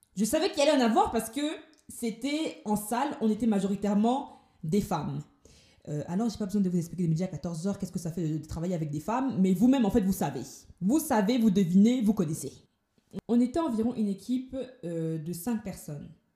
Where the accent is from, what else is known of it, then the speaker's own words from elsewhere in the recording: Paris, Île-de-France, France; moved away as an adult; now in Toulouse, France; je viens de Paris, et j'ai décidé d'emménager sur Toulouse